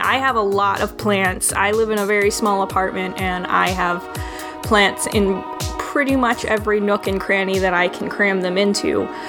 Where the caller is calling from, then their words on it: Chicago, Illinois, United States; I'm a listener from Chicago here in the U.S.